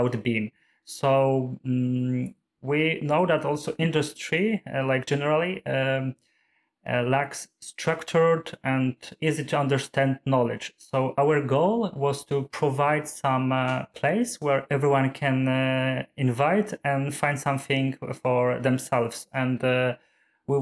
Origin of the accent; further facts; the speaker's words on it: Poland; moved away as an adult; now in Oslo, Norway; I'm from Poland